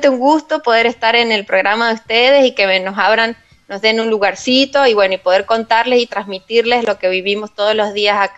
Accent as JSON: {"language": "Spanish", "town": "Pocito", "region": "San Juan", "country": "Argentina", "said": "si bien yo soy sanjuanina y he nacido en Posito"}